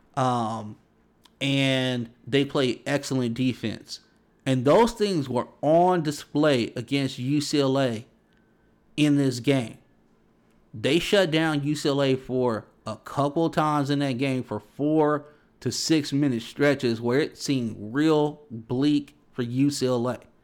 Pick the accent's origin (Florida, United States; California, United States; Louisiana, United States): California, United States; Los Angeles; I grew up around Big East basketball, you know, even out here on the West Coast